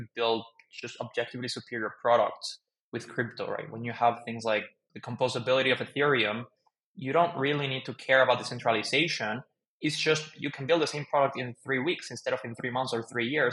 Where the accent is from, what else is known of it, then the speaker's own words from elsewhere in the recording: Mexico City, Mexico; moved away as an adult; also born or lived in United States; I grew up in Mexico City, lived there most of my life